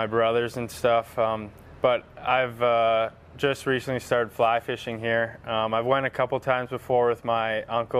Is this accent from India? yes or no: no; Ontario, Canada; moved away as an adult; now in Boise, United States; I'm from Ontario originally